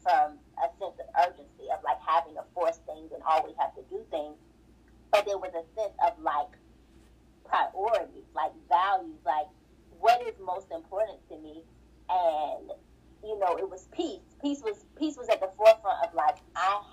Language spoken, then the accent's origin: English; Atlanta, Georgia, United States; moved away as an adult; also born or lived in Washington, D.C.; I'm from Atlanta